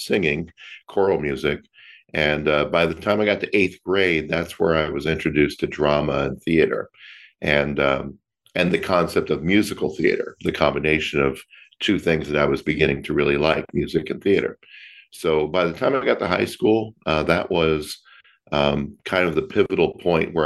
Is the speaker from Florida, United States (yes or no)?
yes; Florida, United States; now in Long Beach, United States; I am originally from Florida. I grew up there and left Florida for California in 1999.